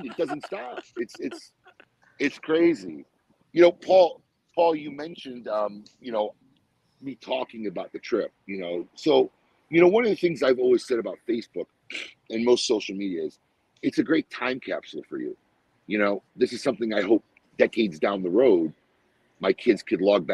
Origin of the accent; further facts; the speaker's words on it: United States; also born or lived in Salt, Jordan (family origin); as an American, right? Because I'm American